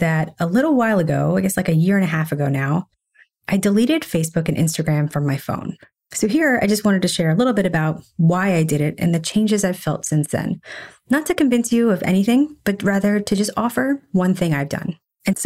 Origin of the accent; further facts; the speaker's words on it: Nashville, Tennessee, United States; moved away as an adult; also born or lived in Philadelphia / Chicago / San Francisco / Washington, D.C.; now in New York, United States; I grew up in Nashville, but after that, I lived in Philadelphia.